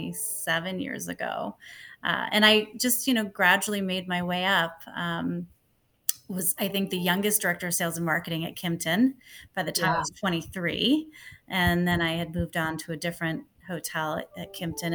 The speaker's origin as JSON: {"language": "English", "area": "Long Island", "region": "New York", "country": "United States", "tie": "born or raised there", "moved": "as an adult", "lives_now": "US West Coast", "said": "I grew up in New York, in Long Island"}